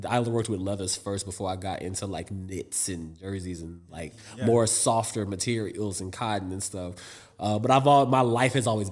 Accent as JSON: {"language": "English", "town": "New York City", "region": "New York", "country": "United States", "also_born_or_lived": "Europe", "said": "I'm from Harlem. So it's like I have both like this European upbringing and I have this hood upbringing"}